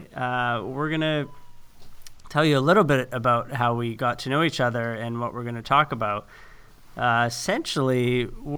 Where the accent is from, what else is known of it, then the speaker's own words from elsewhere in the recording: Saskatoon, Saskatchewan, Canada; moved away as an adult; now in Los Angeles, United States; So I'm a Canadian born and made designer who's found his way to Los Angeles. I've been here about 10 years now, but I was born on the endless prairie sky of Saskatoon, Saskatchewan.